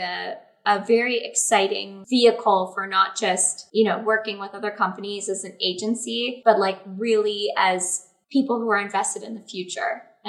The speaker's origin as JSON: {"language": "English", "country": "Canada"}